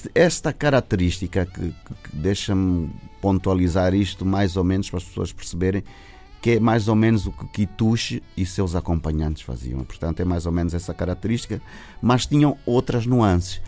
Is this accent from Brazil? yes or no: no; Luanda, Luanda Province, Angola; eu nasci no Sambila, eu sou do Sambizanga